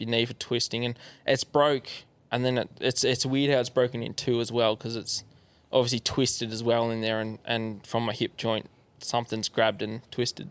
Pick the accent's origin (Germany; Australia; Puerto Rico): Australia; Yarra Valley, Victoria; so I grew up in Yarra Valley, just um, yeah, east of Melbourne